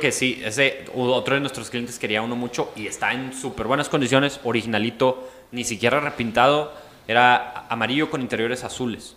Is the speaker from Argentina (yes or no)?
no; Mexico; also born or lived in Coahuila; soy mexicano